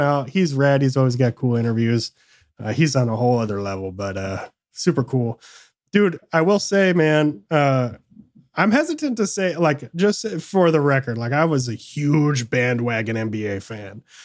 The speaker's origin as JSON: {"language": "English", "region": "Michigan", "country": "United States", "tie": "born or raised there", "also_born_or_lived": "San Francisco Bay Area", "moved": "yes", "said": "I grew up in Michigan"}